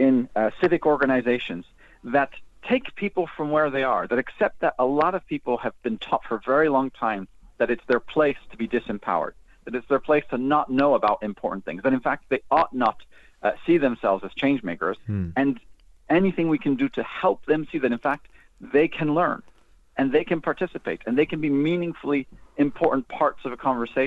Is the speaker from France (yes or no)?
yes; France; moved away; also born or lived in United States; I'm from the States originally, but I was raised in France.